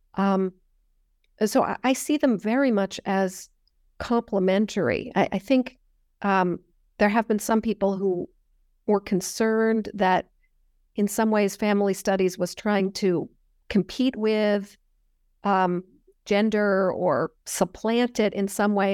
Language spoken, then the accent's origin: English; Northern California, United States; I grew up in Northern California